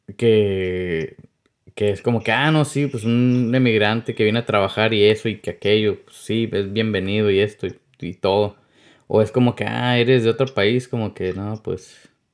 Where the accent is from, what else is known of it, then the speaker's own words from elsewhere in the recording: Mexicali Valley, Baja California, Mexico; now in United States; yo nací aquí en Estados Unidos, pero pues también me crié ahí en el Valle de Mexicali